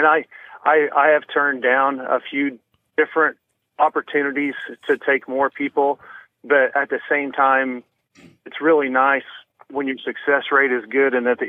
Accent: Missouri, United States; now in Kansas, United States; I grew up in Missouri, like I said

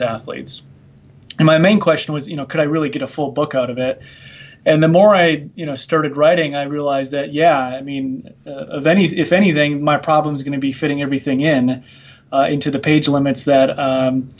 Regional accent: Minnesota, United States; moved away as an adult; also born or lived in Nebraska; now in Virginia, United States; I'm originally from Minnesota here in the United States

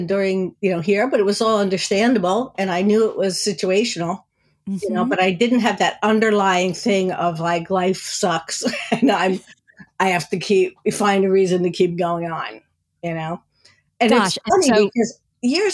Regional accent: New Jersey, United States; moved away; I grew up in New Jersey

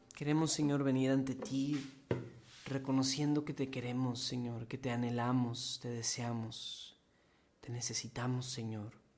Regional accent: Mexico; aquí en varios de los que vemos este programa somos mexicanos.

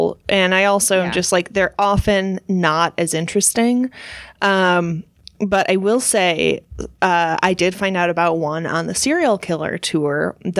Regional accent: Kansas, United States; born there; No. No, I was born in Kansas, but for many years of our long friendship, Devin thought I was born in New York

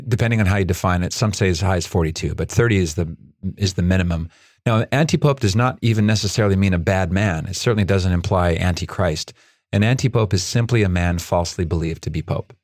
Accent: Nova Scotia, Canada; moved away; also born or lived in Chile; I grew up in Nova Scotia going to Prince Edward Island every summer

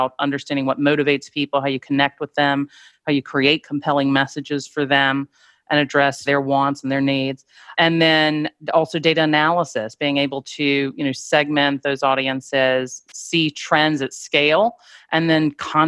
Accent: Greenville, South Carolina, United States; now in New York, United States; I was born and raised in Greenville, South Carolina. I've been in New York quite a long time now. I still claim my Southern roots.

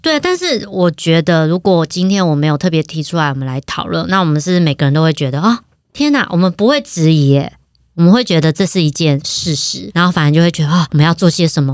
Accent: Taiwan; 因为我们是台湾人

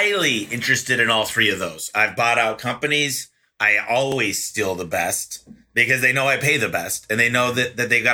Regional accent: Michigan, United States; growing up in Michigan

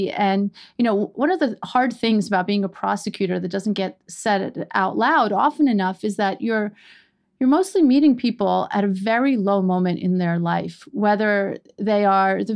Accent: Iran; now in New York City, United States; We are immigrants from Iran.

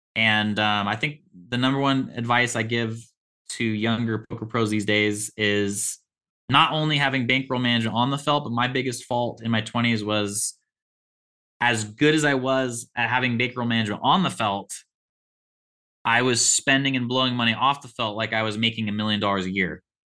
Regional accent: Olympia, Washington, United States; I was born and raised in Olympia, Washington, which is an hour south of Seattle.

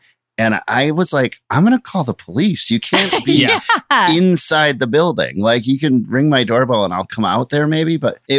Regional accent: Minnesota, United States; now in Brooklyn, United States; I grew up in Minnesota

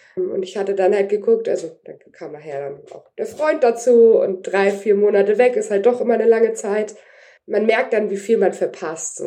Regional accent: Kiel, Schleswig-Holstein, Germany; Ich bin zwar mit groß geworden auf dem Dampftonnenleger in Kiel, ähm, da war mein Papa äh, Gründungsmitglied

